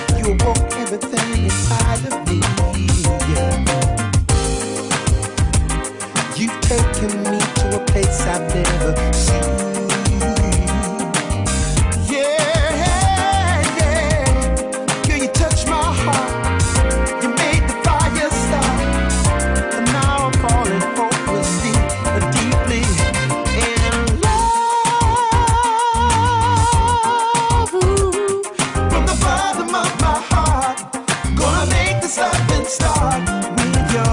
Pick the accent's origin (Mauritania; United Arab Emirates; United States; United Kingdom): United Kingdom; Melksham, South West England; Growing up in Melsham Town, I used to listen to Robbie Vincent